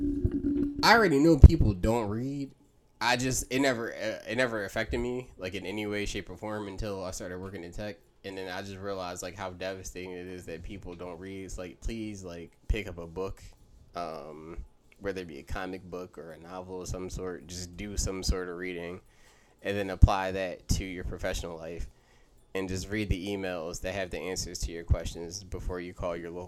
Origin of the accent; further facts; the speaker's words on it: Philadelphia, Pennsylvania, United States; as a Philadelphia person